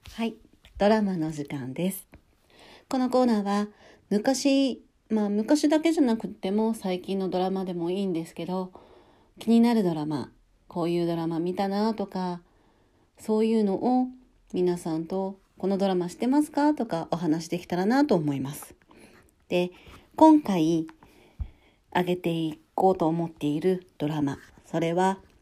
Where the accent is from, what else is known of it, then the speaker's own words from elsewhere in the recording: Hokkaido, Japan; 私は北海道出身なんですけど